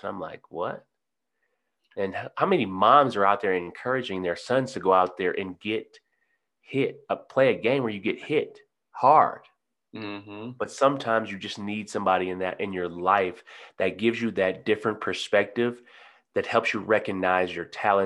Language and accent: English; Detroit, Michigan, United States; moved away as an adult; also born or lived in Denver / New Orleans; I'm born and raised in Detroit, Michigan